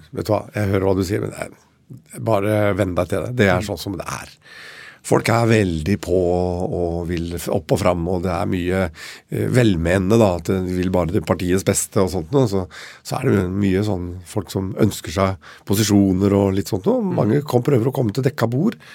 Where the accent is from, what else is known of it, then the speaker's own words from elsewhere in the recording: Oslo, Norway; Vi vokste opp her i Oslo til jeg var åtte år